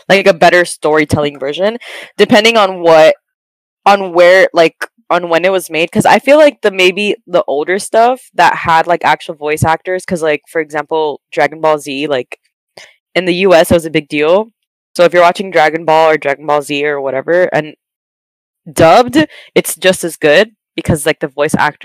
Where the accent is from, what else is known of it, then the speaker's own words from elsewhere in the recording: United States; I'm American